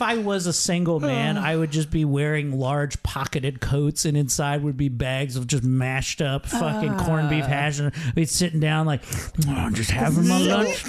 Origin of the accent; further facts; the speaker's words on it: Mount Airy, United States; in my hometown, 20 minutes from here, in Mount Airy